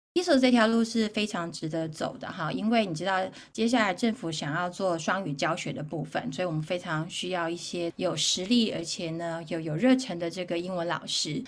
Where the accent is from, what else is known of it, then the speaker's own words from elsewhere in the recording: Taichung, Taiwan; 我是东海宝宝，所以我一直都在东海长大